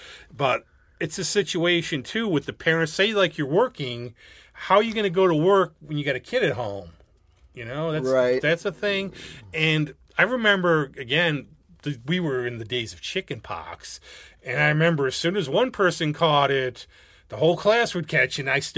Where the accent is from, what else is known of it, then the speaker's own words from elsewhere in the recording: Gates, New York, United States; Actually, see, I grew up right by, because I grew up on Laser Street in the city by OLPH, but then by the time, like, 1975, I get to be born, but somehow I was there. We moved to Gates, and I was right by the canal.